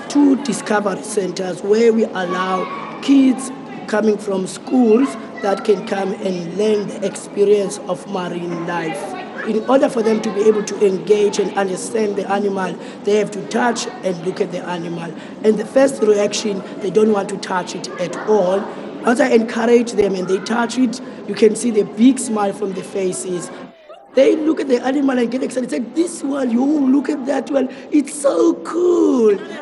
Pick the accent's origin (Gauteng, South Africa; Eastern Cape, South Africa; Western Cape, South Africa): Eastern Cape, South Africa; East London; now in Cape Town, South Africa; I grew up in East London and I've never been in the ocean. I only saw the ocean when I came to Cape Town.